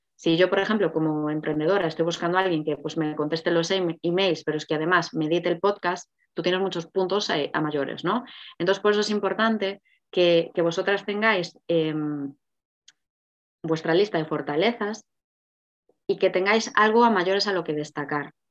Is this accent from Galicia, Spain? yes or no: yes; Galicia, Spain; moved away; yo soy gallega